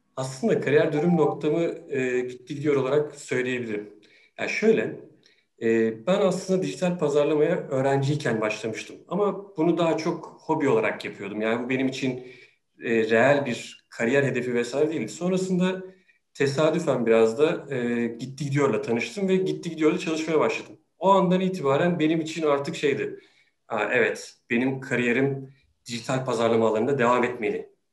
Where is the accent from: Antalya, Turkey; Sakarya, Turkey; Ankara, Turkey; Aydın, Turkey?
Sakarya, Turkey; moved away as an adult; now in Istanbul, Turkey; Sakarya'da doğdum. Üniversite hayatıma, e, kadar da hep Sakarya'daydım.